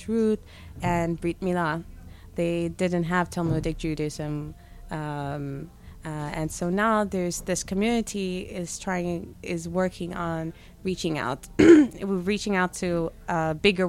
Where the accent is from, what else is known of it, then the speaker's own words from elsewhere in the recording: Harare, Zimbabwe; moved away as an adult; now in Jerusalem, Israel; I'm originally from Zimbabwe. I was born and raised in Harare, which is the capital city, and now live in Jerusalem, and I made Aliyah in 2018